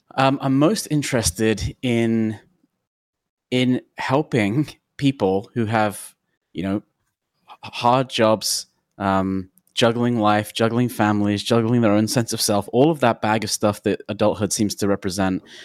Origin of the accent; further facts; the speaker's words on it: London, United Kingdom; now in Portland, United States; I'm from London